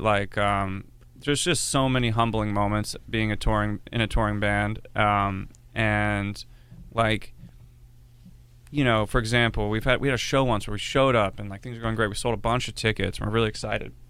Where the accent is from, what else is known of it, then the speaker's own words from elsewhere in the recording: Philadelphia, Pennsylvania, United States; moved away as an adult; now in Los Angeles, United States; I grew up in the Philly area